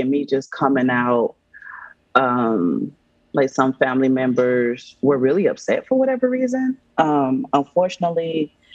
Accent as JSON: {"language": "English", "country": "Nigeria", "said": "and I'm Nigerian as well."}